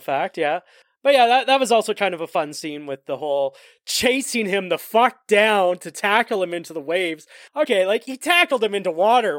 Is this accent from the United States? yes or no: no; Canada; we're Canadian